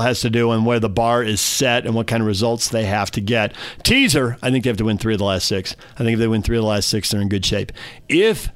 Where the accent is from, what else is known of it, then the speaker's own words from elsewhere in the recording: California, United States; moved away as an adult; now in Utah, United States; I'm from California